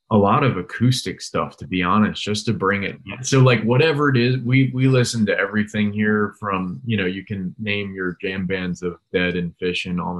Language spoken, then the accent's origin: English; Charlottesville, Virginia, United States; I moved around all over the place, but I grew up in Charlottesville